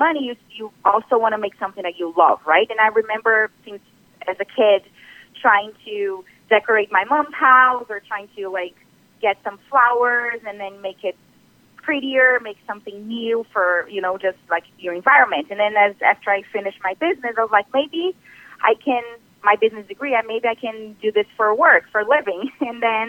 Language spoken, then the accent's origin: English; Brazil; moved away as an adult; now in Ontario, Canada; I am originally from Brazil. So I've been doing this for about 10 years back home in Brazil, and then I came to Canada